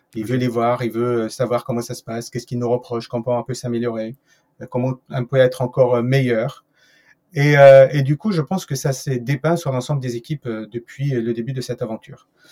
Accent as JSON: {"language": "French", "country": "France", "said": "je suis français"}